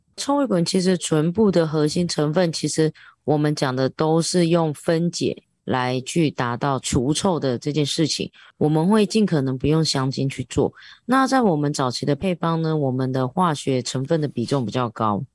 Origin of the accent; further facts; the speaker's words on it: Taiwan; 我是一个台湾人